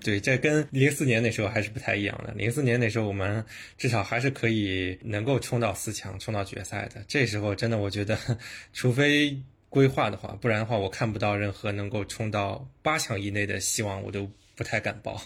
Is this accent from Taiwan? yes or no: no; China; 我们是中国人啊，中国人